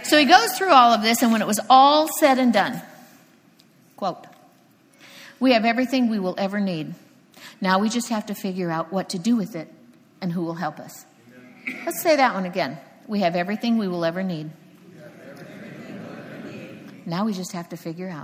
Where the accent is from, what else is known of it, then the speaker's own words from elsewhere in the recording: Cocoa Beach, Florida, United States; moved away; I'm from Cocoa Beach, Florida. And believe me, I used to sit there and watch those rockets split the sky